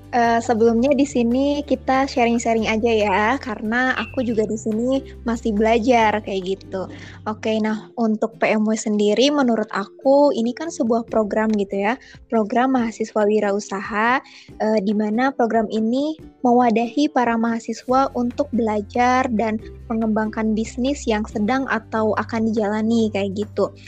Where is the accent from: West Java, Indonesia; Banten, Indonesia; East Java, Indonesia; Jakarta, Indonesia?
West Java, Indonesia; Kuningan; Aku dari Kimia angkatan 2019, asal aku dari Kuningan.